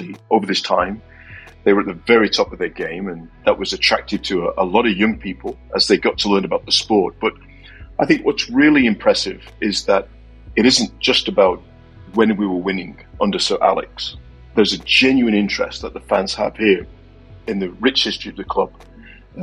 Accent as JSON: {"language": "English", "town": "Manchester", "region": "North West England", "country": "United Kingdom", "tie": "born or raised there", "moved": "yes", "lives_now": "Atlanta, United States", "said": "I grew up in Manchester."}